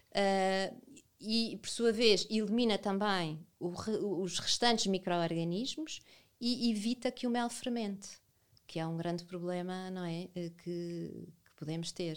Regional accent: Lisbon, Portugal; moved away as an adult; now in Vila Nova de Milfontes, Portugal; sempre vivi a minha vida toda em Lisboa e há nove anos fui viver para Vila Nova de Mil Fontes

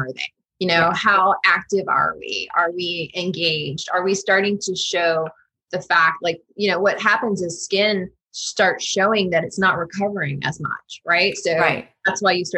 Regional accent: Florida, United States; now in Washington, DC, United States; I'm from Florida

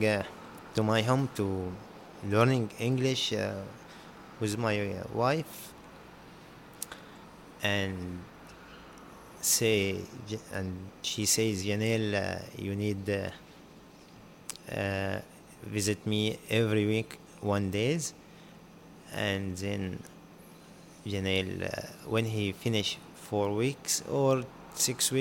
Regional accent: Syria; English is a second language; moved away as an adult; also born or lived in Jordan; now in Newcastle, Australia; I'm coming from Syria, from the war

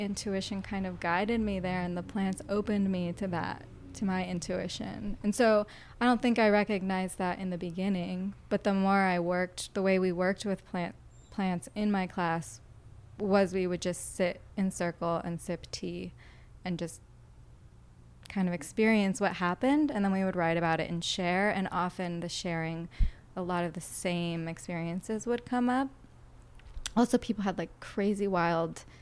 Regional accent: Boston, Massachusetts, United States; moved away; I'm from Boston. That's like where my roots are.

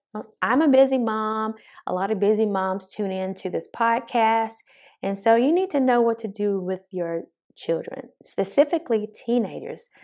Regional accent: the South, United States; accent: country; Born and raised in the South

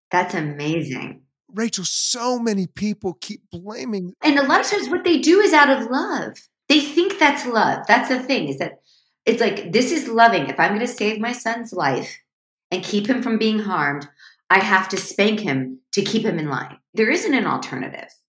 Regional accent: Midwest, United States; we grew up, I grew up in the Midwest. So it's like Ore-Ida.

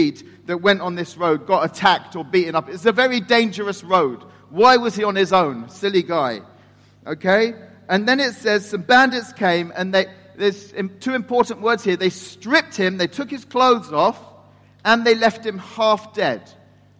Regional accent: England, United Kingdom; moved away as an adult; now in Turkey; I'm the English person

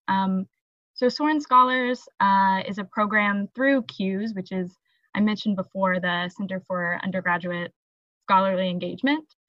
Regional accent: Evansville, Indiana, United States; I'm from Evansville, Indiana, which is like the toe of the boot

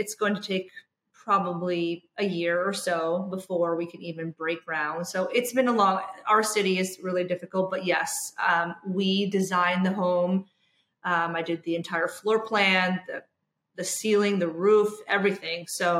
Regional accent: New York, United States; I always used to think they were so exotic, right? Just because I'm from New York.

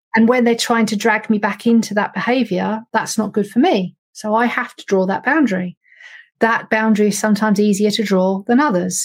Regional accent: United Kingdom; we're British

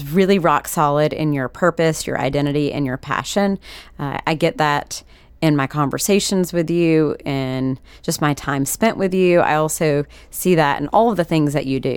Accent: Sanford, North Carolina, United States; where I was born, Sanford, North Carolina

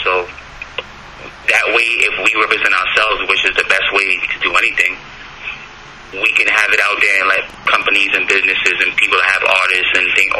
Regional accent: New York City, New York, United States; for a Brooklynite, for someone that's born and raised in Brooklyn, especially with a Caribbean background

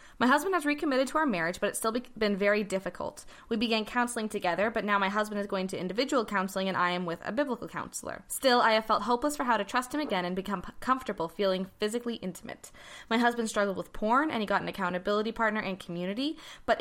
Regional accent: Canada; I am Canadian

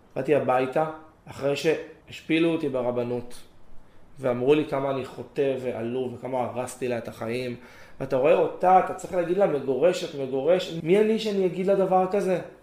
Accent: Gan Yavne, Central District, Israel; גדלתי בדרום, בגן יבנה, משפחה מרוקאית קלאסית

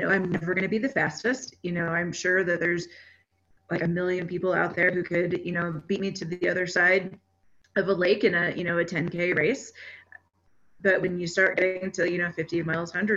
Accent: Texas, United States; now in Colorado, United States; I grew up in Texas

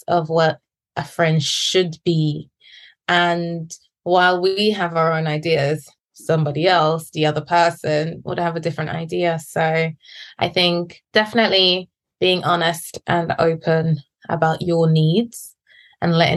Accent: England, United Kingdom; moved away as an adult; also born or lived in Guyana; now in Beijing, China; I was born in Guyana and I grew up in England. And now I live in China where we

